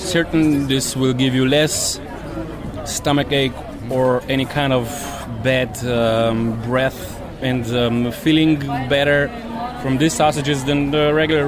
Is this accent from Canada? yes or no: no; Slovenia; I'm from Slovenia, I'm a butcher, born and raised, my father was a butcher